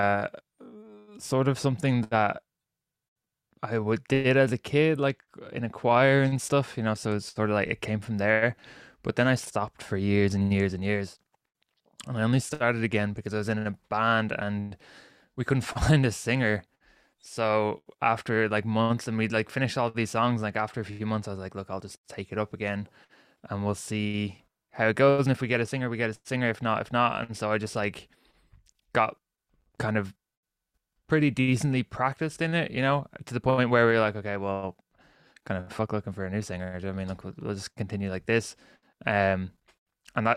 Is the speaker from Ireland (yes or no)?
yes; Ireland; I'm Irish